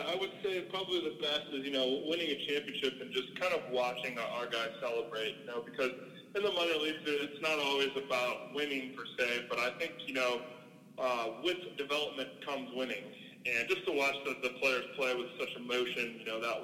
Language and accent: English; St. Louis, Missouri, United States; moved away; growing up in St. Louis, as everybody knows, St. Louis is a very big baseball city.